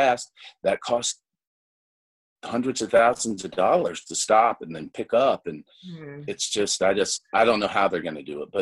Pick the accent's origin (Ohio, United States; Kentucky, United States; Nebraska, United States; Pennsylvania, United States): Kentucky, United States; also born or lived in Los Angeles / New York; now in Austin, United States; a bunch of friends I grew up with in Kentucky